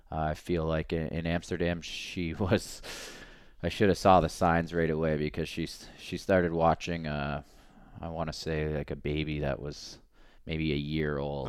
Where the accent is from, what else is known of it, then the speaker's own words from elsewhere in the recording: Canada; we're all Canadian